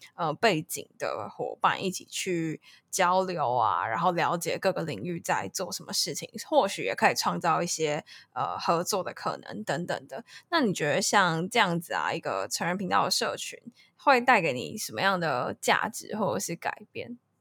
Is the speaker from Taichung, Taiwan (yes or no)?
no; Taipei, Taiwan; moved away as an adult; now in Tainan, Taiwan; 我其实我是台北人